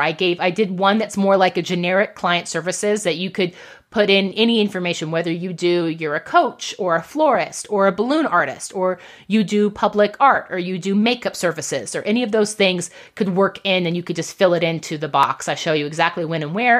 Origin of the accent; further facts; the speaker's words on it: United States; we are American entrepreneurs